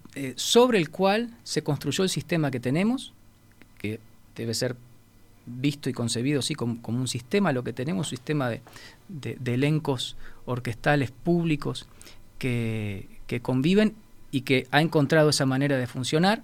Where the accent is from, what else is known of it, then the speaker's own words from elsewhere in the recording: Uruguay; Yo soy un director uruguayo. Quiero dirigir en Uruguay